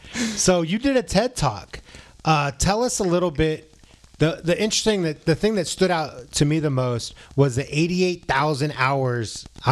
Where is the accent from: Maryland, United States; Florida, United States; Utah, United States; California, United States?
California, United States; San Francisco; now in Arizona, United States; I came from San Francisco.